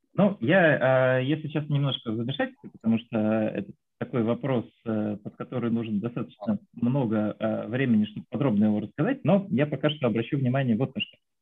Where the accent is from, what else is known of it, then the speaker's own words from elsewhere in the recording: Voronezh, Voronezh Oblast, Russia; now in Moscow, Russia; я сам из Воронежа, вот сейчас живу в Москве